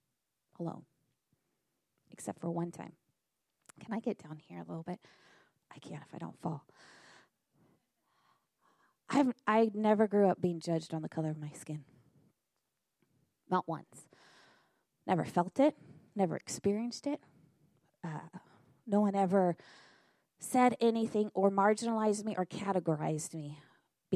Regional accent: Northern California, United States; moved away as an adult; now in Battle Creek, United States; When we moved to Michigan, I was raised in Northern California

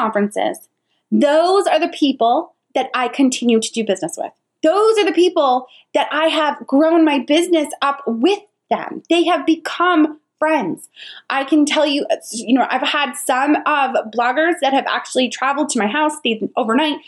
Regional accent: New York, United States; now in Charlotte, United States; I live in Charlotte, but I'm originally from New York

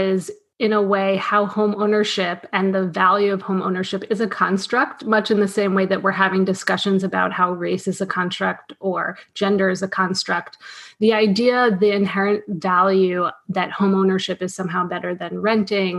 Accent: New York City, New York, United States; now in Philadelphia, United States; I grew up in New York City. I grew up in apartment buildings.

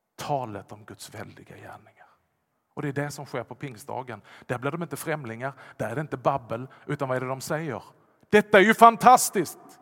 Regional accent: Vollsjö, Skåne, Sweden; accent: Scanian; first language Swedish; jag talar ju skånska. Jag kan tala ännu värre skånska om jag bara lägger till. Jag har växt upp i Vollsjö.

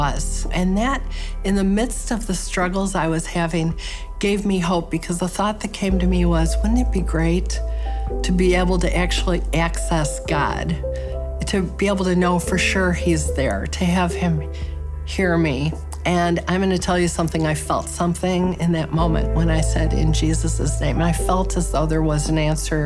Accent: Chicago, Illinois, United States; I was born and raised in Chicago, still live there

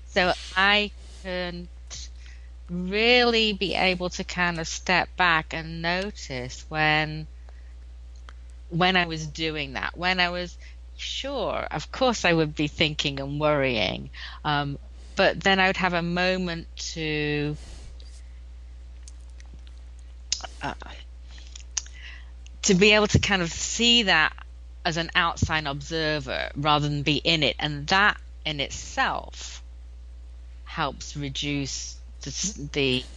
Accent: England, United Kingdom; now in United States; I'm from England, as you may be able to tell from my accent.

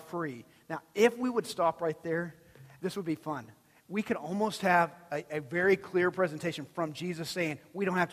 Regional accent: Texas, United States; I'm born and bred Texan. Texan all my life

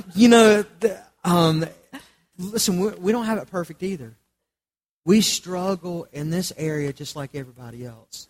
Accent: Charlotte, North Carolina, United States; I grew up in Charlotte under the umbrella of the PTL Club

